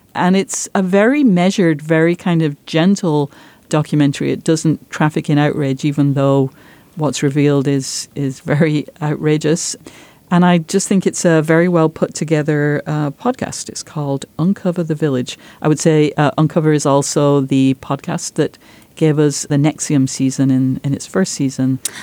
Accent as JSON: {"language": "English", "region": "Yorkshire and the Humber", "country": "United Kingdom", "tie": "born or raised there", "moved": "as an adult", "said": "where I grew up, my village once had the most productive pit in Europe"}